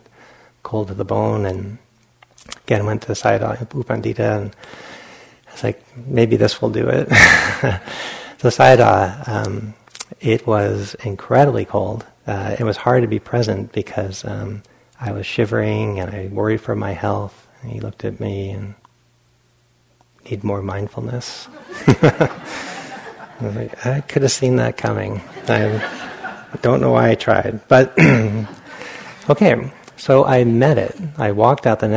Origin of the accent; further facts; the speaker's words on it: Rhode Island, United States; moved away; I'm from Rhode Island, where it gets cold